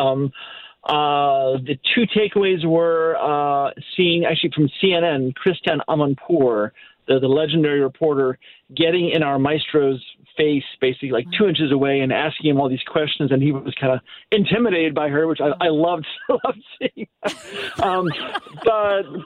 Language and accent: English; Naperville, Illinois, United States; now in St. Louis, United States; I grew up in Naperville, which is a Chicago suburb